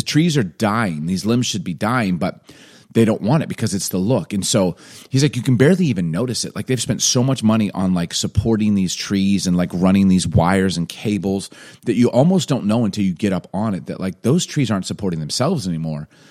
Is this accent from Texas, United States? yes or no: no; Chicago, Illinois, United States; moved away; also born or lived in Atlanta; I grew up in Chicago